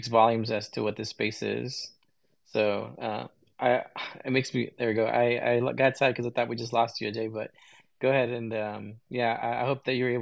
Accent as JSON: {"language": "English", "country": "United States", "tie": "born or raised there", "said": "I was born here in the United States"}